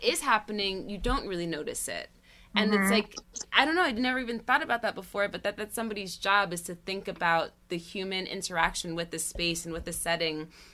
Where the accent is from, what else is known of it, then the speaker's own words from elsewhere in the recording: the Catskills, New York, United States; now in New York City, United States; I grew up in the Catskills.